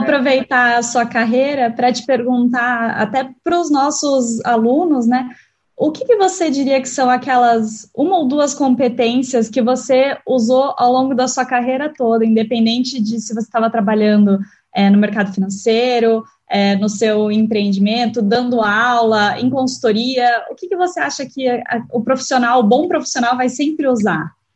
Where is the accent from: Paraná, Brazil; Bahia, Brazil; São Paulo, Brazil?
Paraná, Brazil; Curitiba; eu sou mais próxima da Unicuritiba porque eu cresci em Curitiba